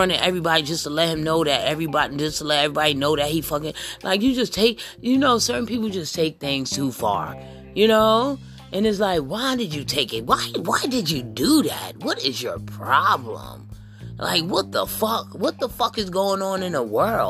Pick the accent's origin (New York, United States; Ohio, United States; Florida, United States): New York, United States; I'm from New York and my family, I got family down here in the country